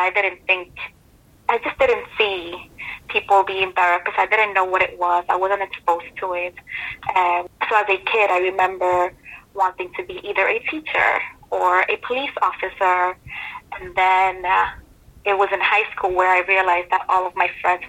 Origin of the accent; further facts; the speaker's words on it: New York City, New York, United States; moved away as an adult; also born or lived in Dominican Republic; now in North Carolina, United States; I'm originally from New York City, but I've been in North Carolina since 2006